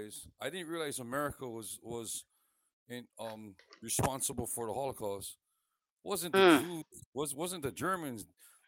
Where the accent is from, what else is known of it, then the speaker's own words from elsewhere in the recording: Hawaii, United States; I'm Hawaiian